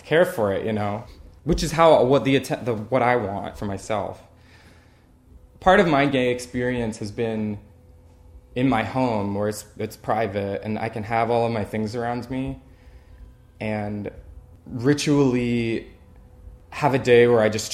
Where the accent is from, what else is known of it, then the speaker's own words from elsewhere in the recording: Lancaster County, Pennsylvania, United States; moved away as an adult; also born or lived in New York; now in Philadelphia, United States; I grew up in Lancaster County